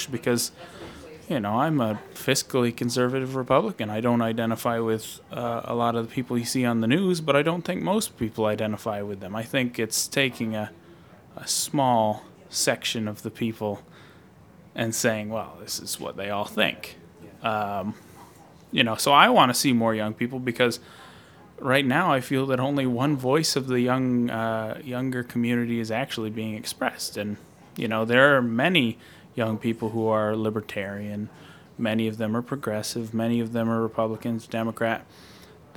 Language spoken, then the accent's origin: English; Northeast Kingdom, Vermont, United States; In my hometown, I've been asked to be on the development board